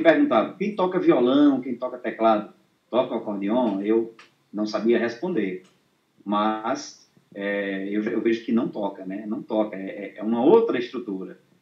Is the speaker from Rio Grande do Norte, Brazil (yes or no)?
yes; São Vicente, Rio Grande do Norte, Brazil; Eu sou aqui de São Vicente, no Rio Grande do Norte